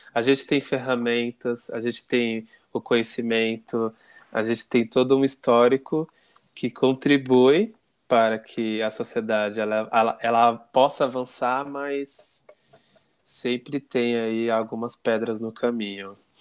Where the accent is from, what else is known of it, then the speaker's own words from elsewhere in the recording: São Paulo, Brazil; eu sou da Zona Sul